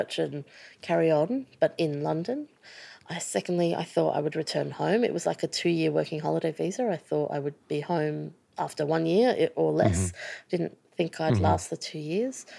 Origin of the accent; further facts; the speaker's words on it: Sydney, New South Wales, Australia; moved away as an adult; also born or lived in United Kingdom; I was brought up in Sydney